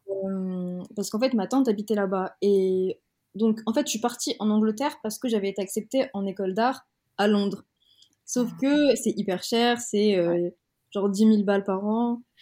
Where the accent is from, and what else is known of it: Madagascar; born or raised there; accent: French; first language French; moved away as an adult; also born or lived in Aix-en-Provence, France / Marseille, France / England